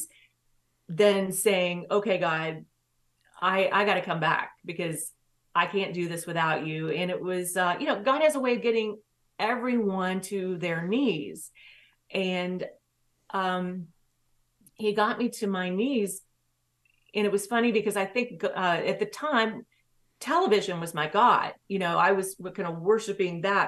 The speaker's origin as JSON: {"language": "English", "town": "Williamson", "region": "West Virginia", "country": "United States", "tie": "born or raised there", "also_born_or_lived": "Knoxville, Tennessee", "said": "I lived in Tennessee before we moved back to West Virginia. I was born in West Virginia"}